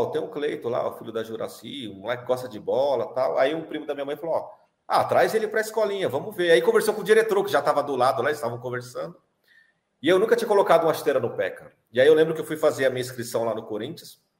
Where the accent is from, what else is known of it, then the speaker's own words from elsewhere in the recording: São Paulo, Brazil; sou de São Paulo. Mas na, é, na Várzea é eu, de São Paulo mesmo. É, ali de São Miguel Paulista.